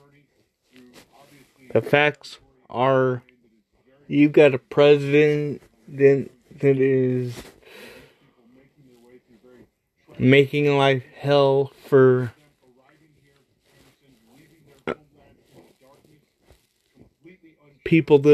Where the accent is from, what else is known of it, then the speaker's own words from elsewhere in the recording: United States; I'm only American